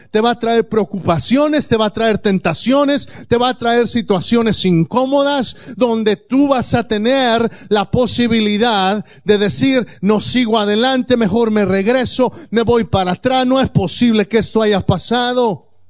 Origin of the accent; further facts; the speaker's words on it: Mexico; moved away; cuando yo crecí allá en México